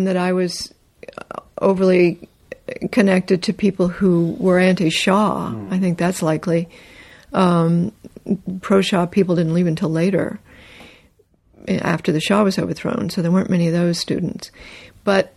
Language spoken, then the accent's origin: English; North Carolina, United States; also born or lived in Canada; I was raised in North Carolina.